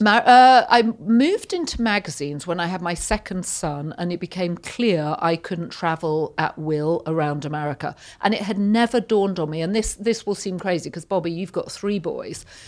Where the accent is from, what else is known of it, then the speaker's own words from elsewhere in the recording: Yorkshire and the Humber, United Kingdom; now in United States; I grew up in Yorkshire, which is about two hundred miles north of London in the U K